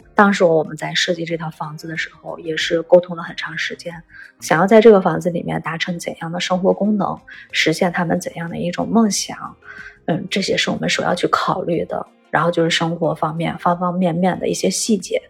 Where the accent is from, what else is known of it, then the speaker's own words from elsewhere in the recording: Shanxi, China; 我们山西人